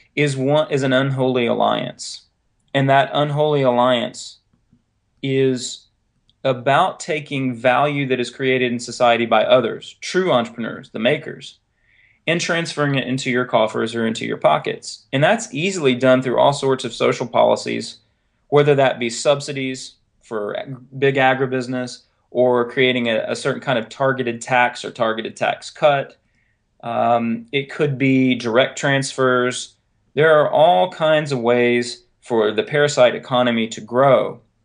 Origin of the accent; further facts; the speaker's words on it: North Carolina, United States; moved away; also born or lived in Raleigh, North Carolina; you might have noticed the accent by now. I'm originally from North Carolina